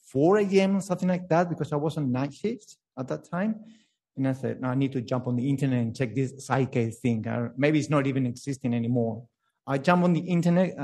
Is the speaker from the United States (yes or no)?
no; Spain; English is a second language; now in Melbourne, Australia; I grew up in Spain, but I born in Melbourne.